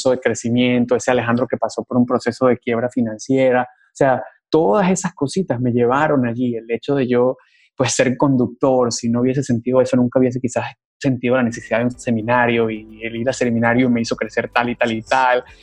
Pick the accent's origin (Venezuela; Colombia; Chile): Venezuela; accent: Venezuelan; siento orgullo de mi acento en inglés y siento orgullo de ser venezolano y siento orgullo de, de quién soy